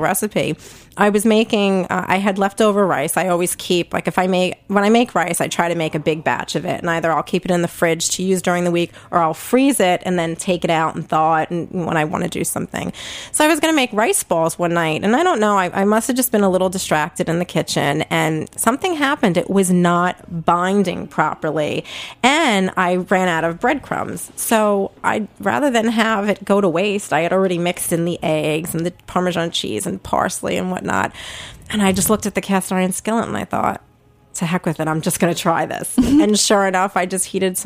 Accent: New York City, New York, United States; accent: Brooklyn; I don't know if my Brooklyn accent is coming through loud and clear, but I am a native Brooklyn gal. I grew up back in the day, we called it South Brooklyn, Red Hook

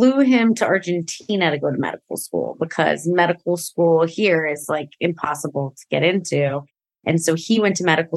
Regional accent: Tustin, California, United States; also born or lived in Central Coast, California; I grew up in Orange County, in Tustin, which is like a really small kind of town in Orange County.

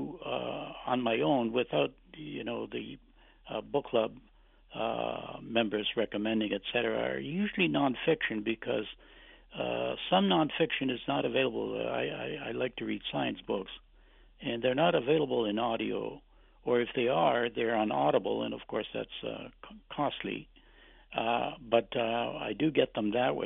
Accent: Canada; English is a second language; since I was very young, when I came to Canada, I didn't speak any English

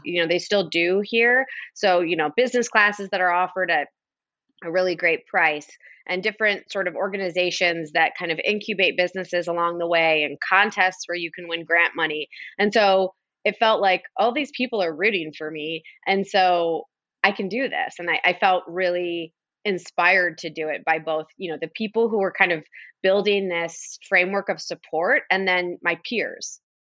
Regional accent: Detroit, Michigan, United States; also born or lived in Kalamazoo / New York; now in Detroit, United States; I grew up in the Detroit area, so the Metro Detroit area about forty minutes from the city

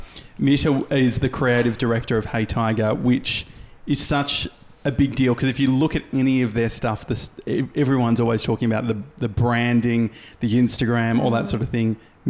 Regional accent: Australia; Because as an Australian, you

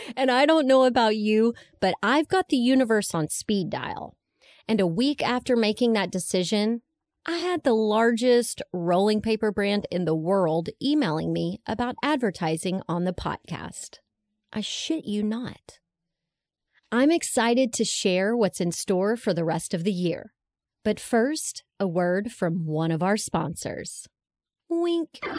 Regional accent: Texas, United States; growing up in Texas

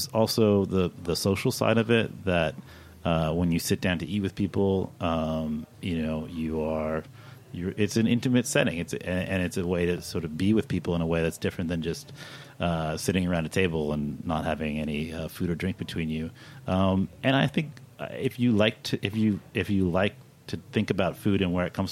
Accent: Kentucky, United States; moved away; I'm from Kentucky

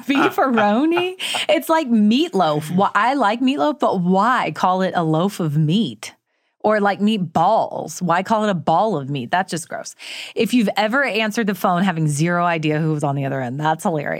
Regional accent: Florida, United States; Well, I'm not technically Southern. I was raised in North Florida.

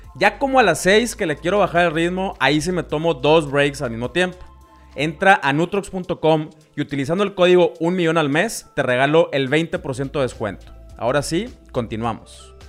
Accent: Ciudad Victoria, Tamaulipas, Mexico; los dos somos de Victoria, Tamaulipas

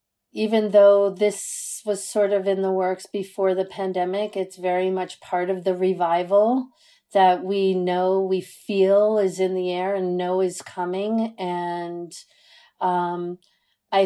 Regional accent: New York City, New York, United States; I'm born and raised in Manhattan, but I'm, you know, I come from three generations of Brooklyn.

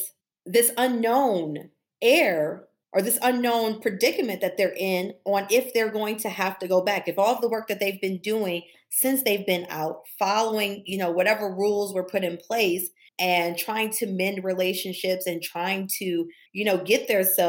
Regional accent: Buffalo, New York, United States; I'm from Buffalo, New York, from Cold Spring, from the East Side

